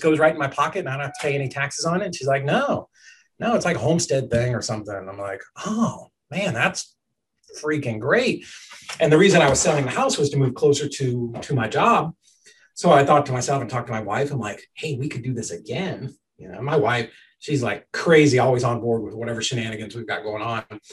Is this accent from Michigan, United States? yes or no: no; Boston, Massachusetts, United States; I grew up in Boston